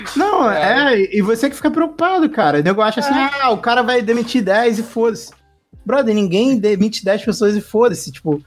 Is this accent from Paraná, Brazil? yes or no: no; Rio de Janeiro, Brazil; eu sou do Rio